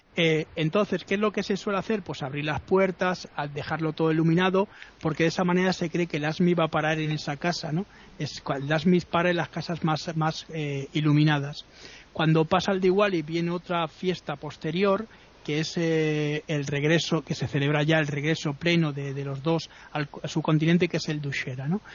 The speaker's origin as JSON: {"language": "Spanish", "country": "Spain", "said": "¿de dónde soy? digo somos españoles"}